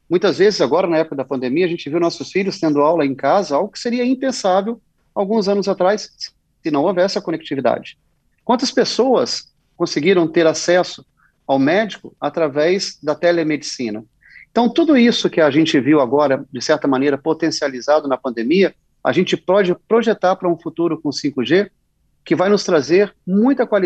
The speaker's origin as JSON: {"language": "Portuguese", "town": "Vitória", "region": "Espírito Santo", "country": "Brazil", "said": "Sou capixaba, nasci em Vitória e sempre que posso volto para a terra com muito orgulho"}